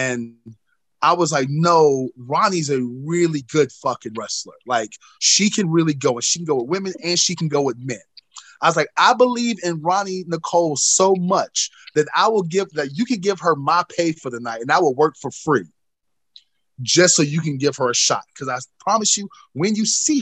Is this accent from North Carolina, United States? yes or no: yes; North Carolina, United States; my home state of North Carolina